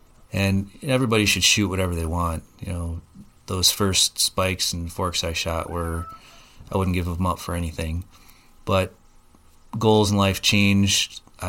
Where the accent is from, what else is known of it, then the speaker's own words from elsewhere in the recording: Oregon, Wisconsin, United States; So I'm from the Oregon area, grew up here, went to high school, attended college at the UW, and worked for a company in Madison.